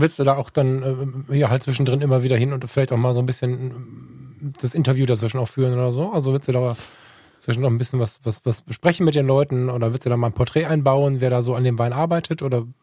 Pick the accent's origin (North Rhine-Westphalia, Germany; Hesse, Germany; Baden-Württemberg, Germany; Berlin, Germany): North Rhine-Westphalia, Germany; Düsseldorf; bei uns in Düsseldorf